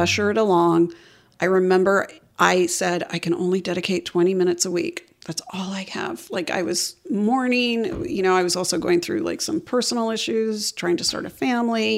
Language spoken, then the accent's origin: English; Atlanta, Georgia, United States; moved away as an adult; also born or lived in New York; now in Memphis, United States; growing up in Atlanta as a very, in a very marginalized community